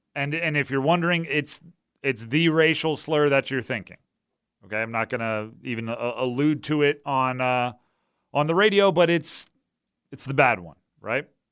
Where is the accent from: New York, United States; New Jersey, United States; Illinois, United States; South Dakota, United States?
New Jersey, United States; moved away; when I grew up in New Jersey